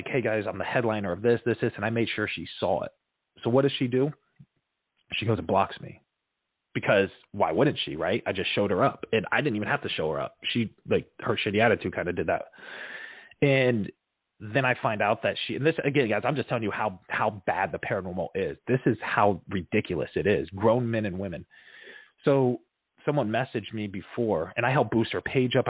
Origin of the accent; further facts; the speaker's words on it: Fort Myers, Florida, United States; That's my hometown.